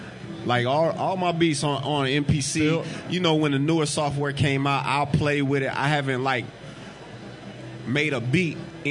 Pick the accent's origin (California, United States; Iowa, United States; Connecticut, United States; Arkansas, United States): Iowa, United States; Des Moines; Yeah, I'm from Des Moines, Iowa.